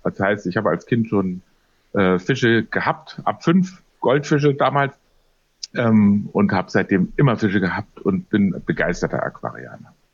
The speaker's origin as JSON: {"language": "German", "town": "Munich", "region": "Bavaria", "country": "Germany", "tie": "born or raised there", "said": "in meiner Heimatstadt München"}